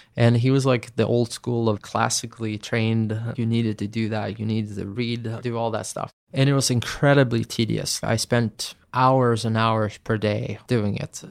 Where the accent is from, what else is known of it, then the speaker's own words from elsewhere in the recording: Sweden; my home country